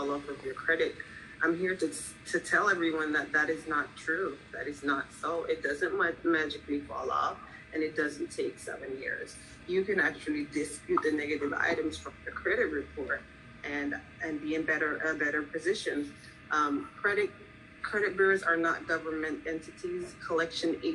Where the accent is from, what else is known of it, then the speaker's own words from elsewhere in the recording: Jamaica; also born or lived in Philadelphia; now in Florida, United States; I'm actually from Jamaica.